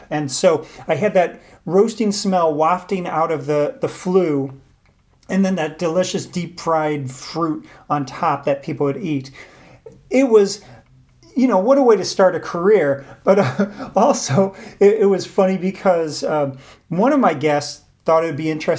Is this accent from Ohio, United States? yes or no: no; St. Louis, Missouri, United States; I'm born and raised in St. Louis